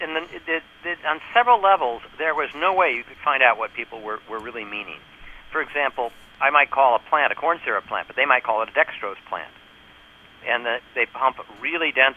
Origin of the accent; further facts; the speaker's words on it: New York, United States; I'm from New York.